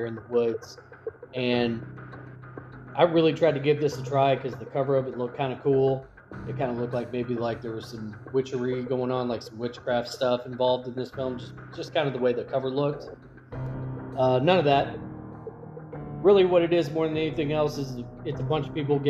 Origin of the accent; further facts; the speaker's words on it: Kentucky, United States; I'm from Kentucky